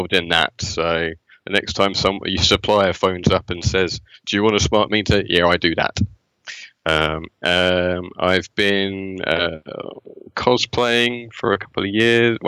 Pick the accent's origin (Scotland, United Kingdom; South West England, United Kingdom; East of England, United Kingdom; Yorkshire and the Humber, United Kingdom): East of England, United Kingdom; Essex; I'm from Essex in England and the UK. I actually live in Brentwood in Essex